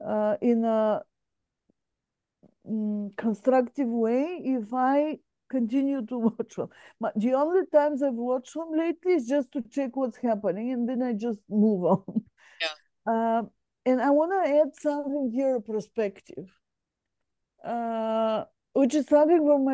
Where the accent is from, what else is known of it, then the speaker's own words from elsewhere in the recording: Bulgaria; moved away as an adult; So I come from, my home country is Bulgaria